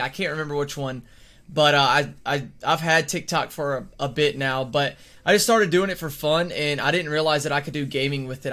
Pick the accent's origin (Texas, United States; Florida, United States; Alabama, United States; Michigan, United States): Alabama, United States; I am from Alabama